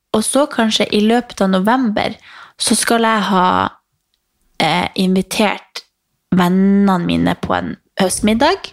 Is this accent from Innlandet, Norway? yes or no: no; Harstad, Troms, Norway; moved away; hjemme i Harstad